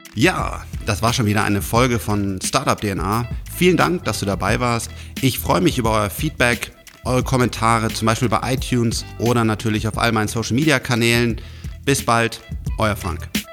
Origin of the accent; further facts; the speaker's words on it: Germany; ich bin auch Deutscher